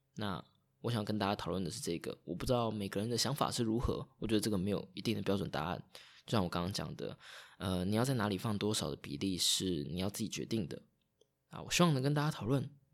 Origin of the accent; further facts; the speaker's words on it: Taitung County, Taiwan; also born or lived in Taipei; 我老家是在台东，然后家又是住在大马路旁边，就是如果你要到台东来，从屏东到台东必经之路